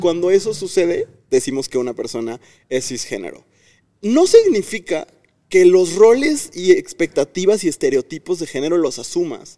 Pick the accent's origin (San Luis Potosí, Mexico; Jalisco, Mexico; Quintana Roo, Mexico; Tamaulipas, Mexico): Tamaulipas, Mexico; now in Guanajuato, Mexico; soy de Tamaulipas, pero vivo en Guanajuato